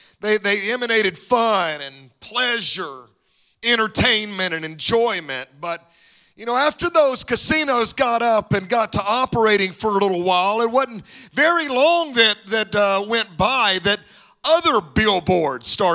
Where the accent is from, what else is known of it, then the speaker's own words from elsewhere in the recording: Mississippi, United States; now in Dallas, United States; My wife and I both grew up in Mississippi